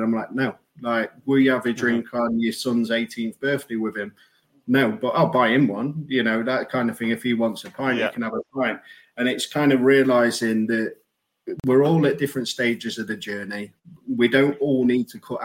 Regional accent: Sheffield, Yorkshire and the Humber, United Kingdom; growing up, I had a great childhood. I've got four brothers. You know, I'm from Sheffield

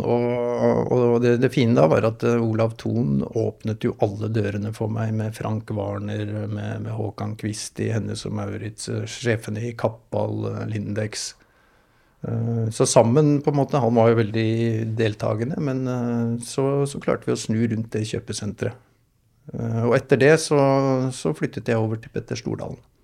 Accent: Hurum, Buskerud, Norway; also born or lived in Moss / Rygge; jeg sier jeg vokste opp på Hurum

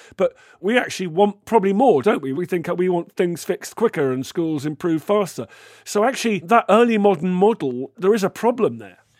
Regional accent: Canada; As a Canadian

